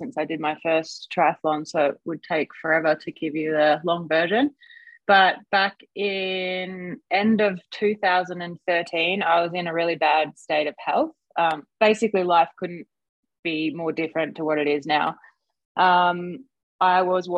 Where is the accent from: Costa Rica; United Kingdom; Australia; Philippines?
Australia; I swam a little bit as a kid, as most Aussie kids